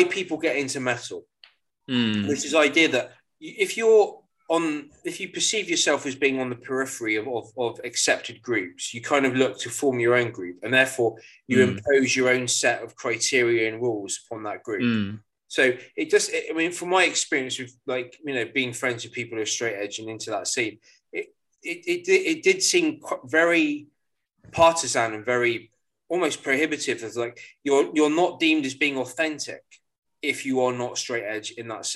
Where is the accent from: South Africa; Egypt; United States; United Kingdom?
United Kingdom; Cornwall, South West England; where we're from, because we're both from Cornwall